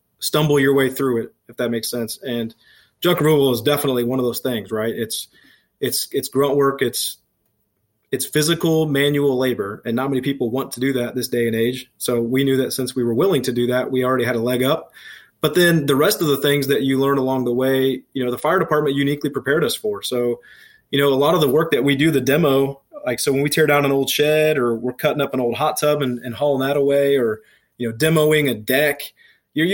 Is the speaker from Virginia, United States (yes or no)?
no; Speedway, Indiana, United States; also born or lived in Eielson Air Force Base, Alaska; I grew up in Speedway on the west side of Indianapolis.